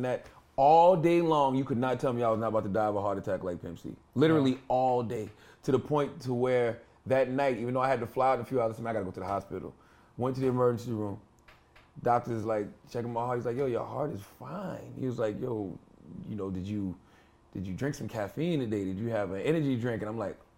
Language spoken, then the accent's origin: English; South Carolina, United States; now in New Jersey, United States; I had just moved back with my mother in South Carolina